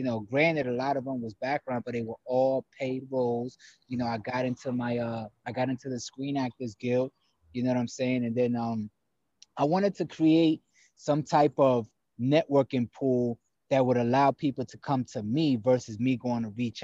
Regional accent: New York City, New York, United States; also born or lived in Paterson, New Jersey / Tampa, Florida; now in Los Angeles, United States; I grew up in the Bronx, New York City

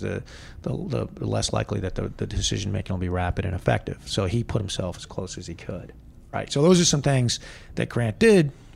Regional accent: United States; I am an American, which I am

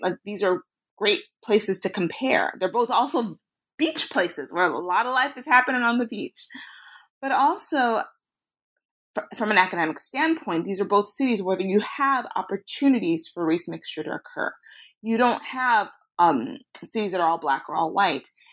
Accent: Chicago, Illinois, United States; I was raised in, in Chicago, Illinois

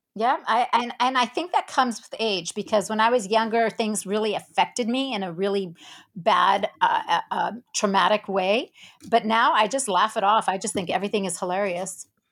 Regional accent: South Africa; moved away; also born or lived in Israel; I was born in Israel, and I grew up in South Africa

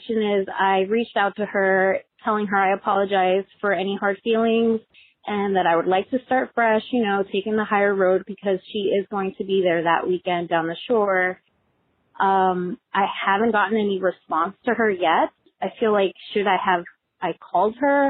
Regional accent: New Jersey, United States; moved away as an adult; now in Santa Cruz, United States; I originally live in Santa Cruz, California, but I am originally from New Jersey

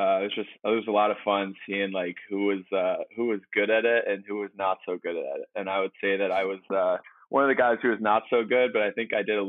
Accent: East Coast, United States; I grew up on the East Coast, but I've kind of gotten away from the winters there.

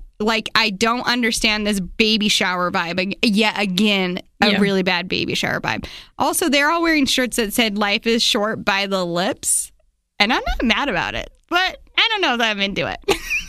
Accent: Murray, Utah, United States; now in Provo, United States; I grew up in Murray, as I mentioned.

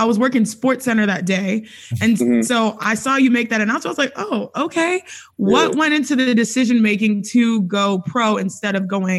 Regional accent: Houston, Texas, United States; I'm from Texas myself.

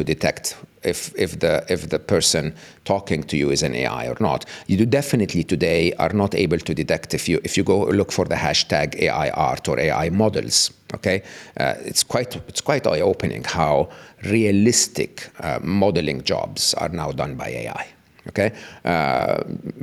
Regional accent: Egypt; moved away as an adult; I was born and raised in the East, in Egypt

